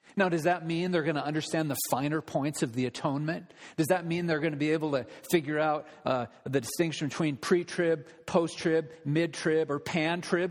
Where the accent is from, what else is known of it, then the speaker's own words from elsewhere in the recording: United States; we as American citizens